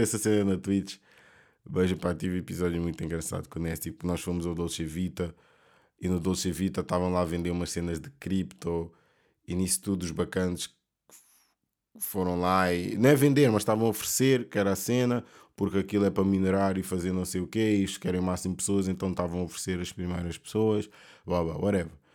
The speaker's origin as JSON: {"language": "Portuguese", "country": "Portugal", "also_born_or_lived": "Mozambique", "said": "eu sendo africano, preto, uh, luso, portu, luso africano, luso moçambicano"}